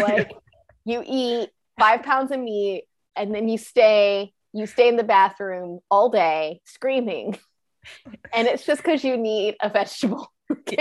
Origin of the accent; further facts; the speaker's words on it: the South, United States; accent: Southern; I'm from the South